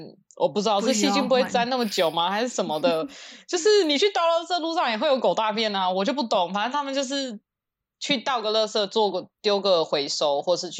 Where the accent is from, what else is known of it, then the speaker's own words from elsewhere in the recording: United States; 我一直讲美国人，可是我不知道一般我因为美国人各种啊，我也是美国人，我是有护照的美国人，所以我要讲美国白人。